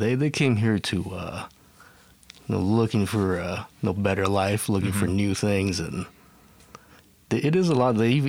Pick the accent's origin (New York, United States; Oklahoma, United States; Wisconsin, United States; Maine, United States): Oklahoma, United States; I pretty much started out in Oklahoma.